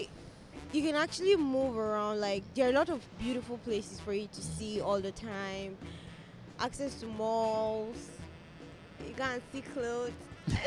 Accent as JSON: {"language": "English", "region": "north", "country": "Nigeria", "said": "But basically, because I'm from the north, so I obviously know that accent."}